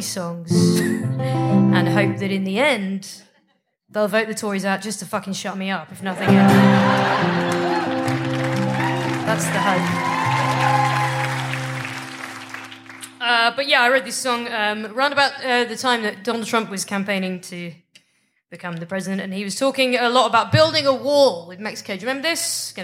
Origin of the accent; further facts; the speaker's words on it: United Kingdom; I'm from Britain.